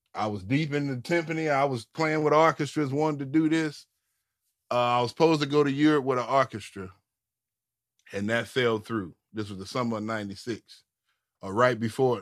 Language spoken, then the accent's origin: English; St. Louis, Missouri, United States; growing up in St. Louis